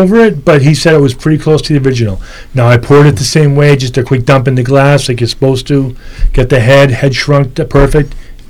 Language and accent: English; Boston, Massachusetts, United States; accent: Boston; I know my Boston accent kicked in there.